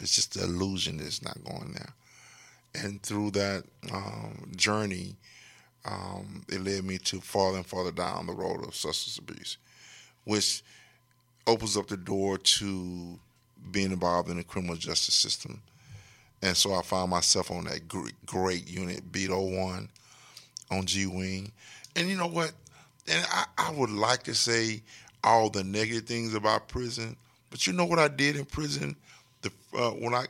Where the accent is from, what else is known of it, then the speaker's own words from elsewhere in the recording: Texarkana, Texas, United States; I'm from Texarkana